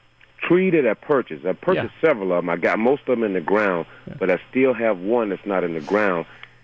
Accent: Tampa, Florida, United States; moved away; I grew up in Tampa, Florida, and I'm used to the cypress environment.

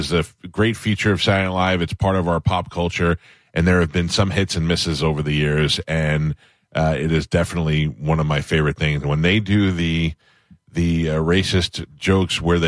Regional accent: New York City, New York, United States; now in Tampa, United States; I'm also from Staten Island

